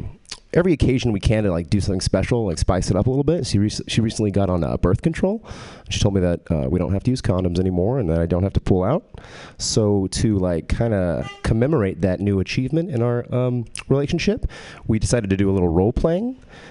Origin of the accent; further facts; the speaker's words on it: Texas, United States; I am from Texas, but I don't have a Texas accent.